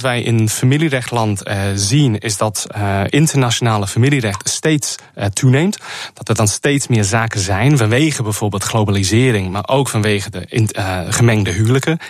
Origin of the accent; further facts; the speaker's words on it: Liverpool, North West England, United Kingdom; Dutch is a second language; moved away as an adult; also born or lived in Cambridge; now in Netherlands; ik kom zelf uit het Verenigd Koninkrijk. Ik ben in Liverpool geboren